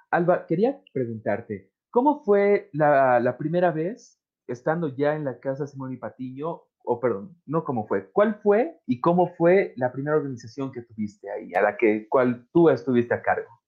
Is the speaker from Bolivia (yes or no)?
yes; Bolivia; yo soy boliviano por si acaso, sé que las personas nos están escuchando también, pero es como la hora boliviana.